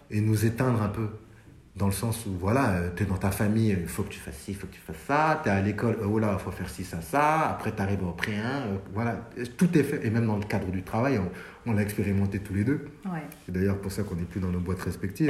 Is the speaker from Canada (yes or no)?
no; France; also born or lived in Mali (ancestry); comme on a grandi en France